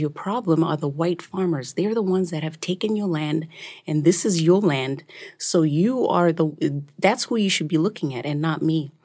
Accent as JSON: {"language": "English", "country": "Zimbabwe", "tie": "born or raised there", "said": "So when I was growing up in Zimbabwe"}